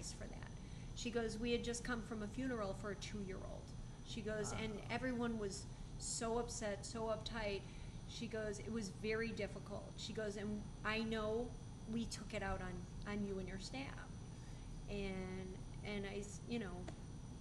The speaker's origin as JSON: {"language": "English", "area": "suburbs of Chicago", "region": "Illinois", "country": "United States", "tie": "born or raised there", "moved": "yes", "lives_now": "Arizona, United States", "said": "I grew up in the suburbs of Chicago"}